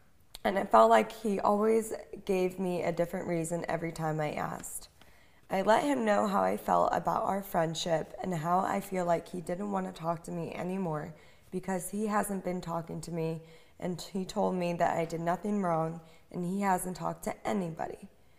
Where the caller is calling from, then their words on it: New York, United States; from New York.